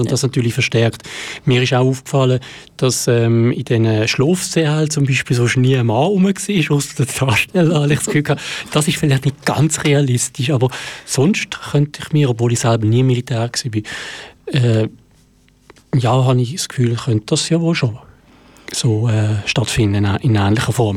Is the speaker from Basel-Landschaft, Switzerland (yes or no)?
yes; Basel-Landschaft, Switzerland; in meiner Heimat stattfindet, nämlich der Jugendprojektwettbewerb vom Kanton Basel-Land